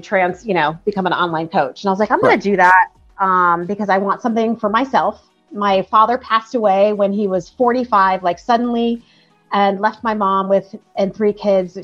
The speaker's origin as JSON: {"language": "English", "town": "Bridgeport", "region": "Connecticut", "country": "United States", "tie": "born or raised there", "also_born_or_lived": "San Diego / Los Angeles", "moved": "yes", "said": "I grew up in Bridgeport, Connecticut, about an hour from New York City"}